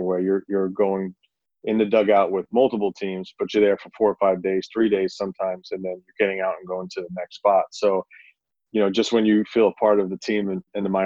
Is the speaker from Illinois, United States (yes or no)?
no; New York City, New York, United States; moved away; I'm originally from Queens, New York